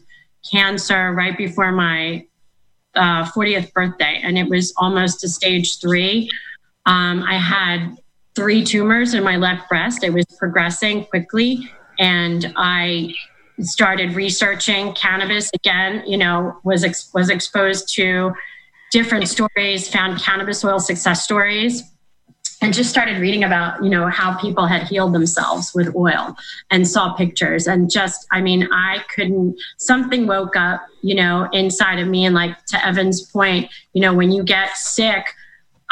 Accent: Philadelphia, Pennsylvania, United States; moved away; also born or lived in Florida; I'm from Philadelphia originally

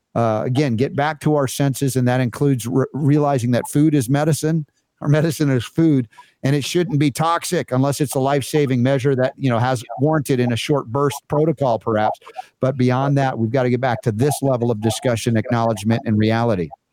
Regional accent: United States; here as an American

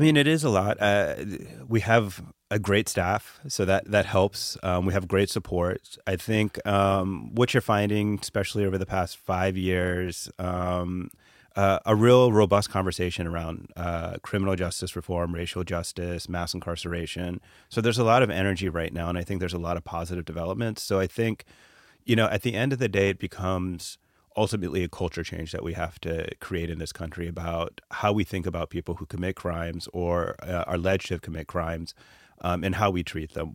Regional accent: Atlanta, Georgia, United States; growing up in Atlanta, I was, um, a child of immigrants.

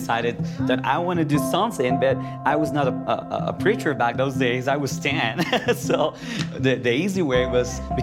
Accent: Ambato, Tungurahua, Ecuador; When I was 10 years old, I received an Operation Christmas Child shoebox in my hometown, Ambato, Ecuador

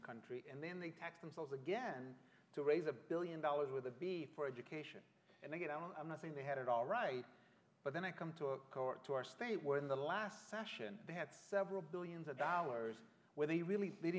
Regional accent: Mexico; now in San Antonio, United States; I was born in Mexico.

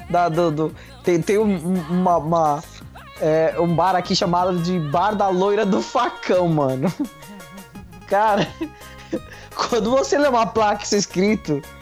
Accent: São Paulo, Brazil; also born or lived in Itaquaquecetuba; nós todos somos da Zona Leste.

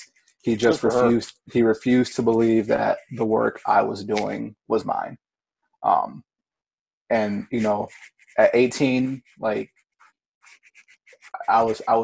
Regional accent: Ypsilanti, Michigan, United States; also born or lived in Grand Rapids, Michigan; Ypsilanti, which is my hometown.

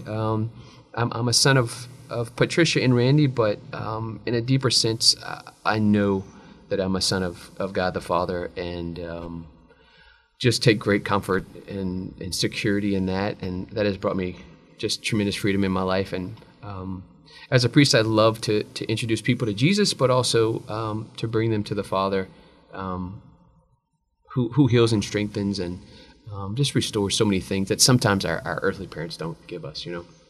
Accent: Abbeville, Louisiana, United States; born and raised in Abbeville, went to Mount Carmel, went to VC

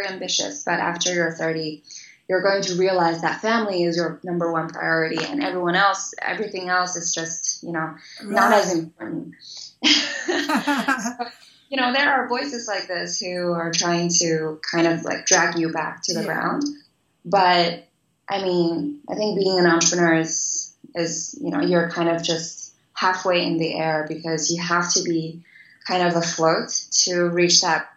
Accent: China; moved away as an adult; also born or lived in United States; Before I was 18, I grew up in China

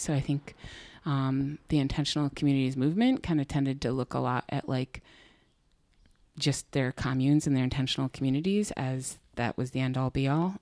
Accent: Buffalo, New York, United States; also born or lived in Canandaigua; I was born in a house in North Buffalo

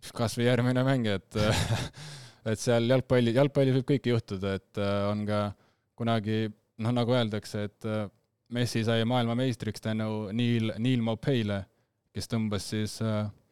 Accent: Rapla, Rapla County, Estonia; ma kasvasin Raplas üles

